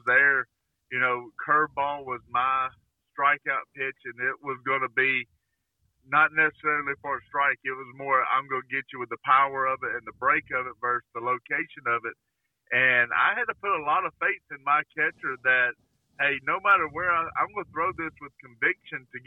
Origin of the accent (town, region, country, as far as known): Alabama, United States; born or raised there; moved away as an adult